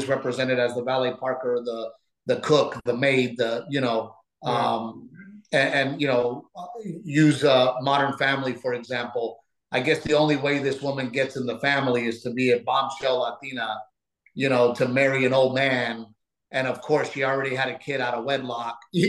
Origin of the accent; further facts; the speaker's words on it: United States; also born or lived in Mexico (ancestry); I am an American first with Mexican-American roots